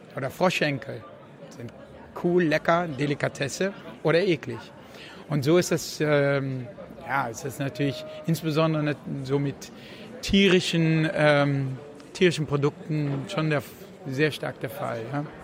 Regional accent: Netherlands; moved away; ich bin in Holland aufgewachsen

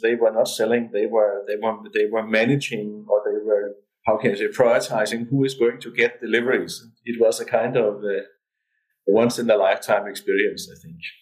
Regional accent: Denmark

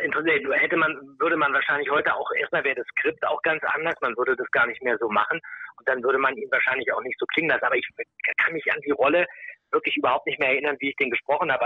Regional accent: Berlin, Germany; ich komme auch aus Berlin

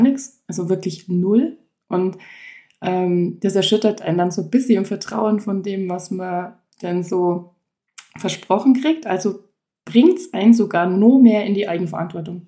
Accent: Kleinwalsertal, Vorarlberg, Austria; also born or lived in Allgäu, Germany; eigentlich komme ich aus dem kleinen Walsertal aus Österreich, aber mein Salon ist im Allgäu

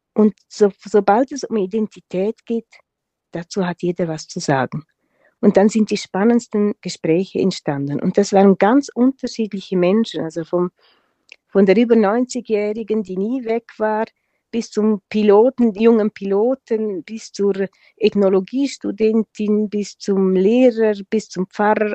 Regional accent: Engadin, Graubünden, Switzerland; first language Romansh; German is a second language; also born or lived in Tanzania; das ist unsere Muttersprache, das lernen wir von klein auf. Wir lernen Deutsch als erste Fremdsprache

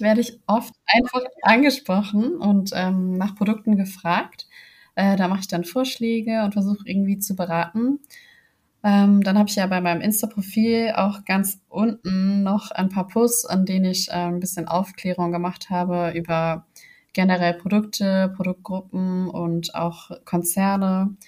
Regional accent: Hamburg, Germany; ich komme aus Hamburg

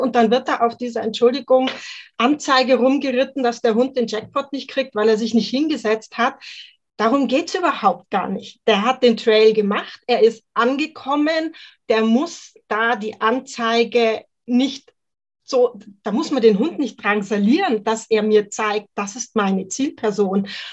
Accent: Mühldorf am Inn, Bavaria, Germany; ich bin aus Mühldorf am Inn in Oberbayern und ich betreibe dort eine kleine auf Mentrailing spezialisierte Hundeschule

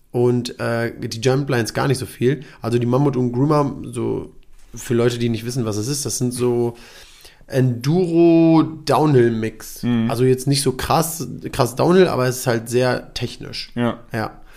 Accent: Germany; also ich bin in Deutschland geboren, aufgewachsen und so

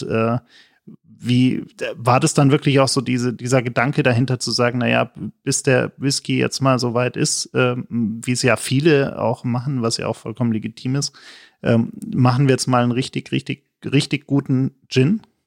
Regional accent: Germany; als Deutscher

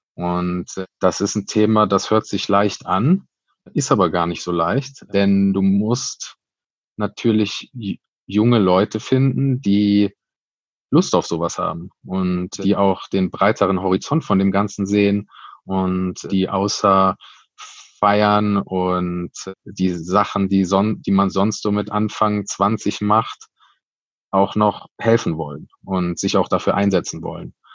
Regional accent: Cologne, North Rhine-Westphalia, Germany; wir sind ein Kölner Verein, wir sind Kölsche Jungs

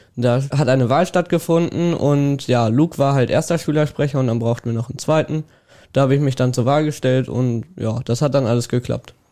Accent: Welver, North Rhine-Westphalia, Germany; ich komme aus Borgeln

